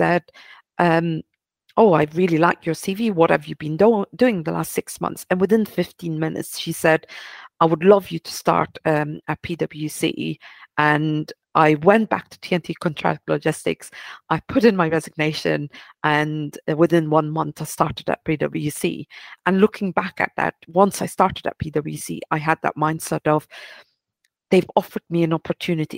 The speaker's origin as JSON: {"language": "English", "country": "Belgium", "tie": "born or raised there", "also_born_or_lived": "Turkey (ancestry)", "moved": "as an adult", "lives_now": "London, United Kingdom", "said": "I'm originally Turkish, born and raised in Belgium."}